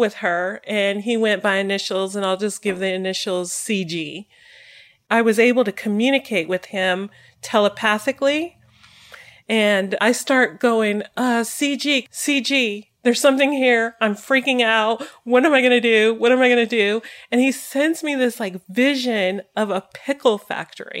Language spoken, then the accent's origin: English; Colorado, United States; I'm from Colorado